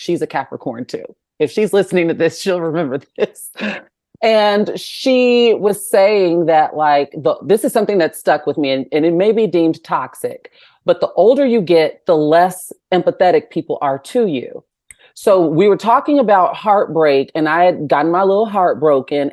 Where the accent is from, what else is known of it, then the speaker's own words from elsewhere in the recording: Chicagoland area, Illinois, United States; from the Chicagoland area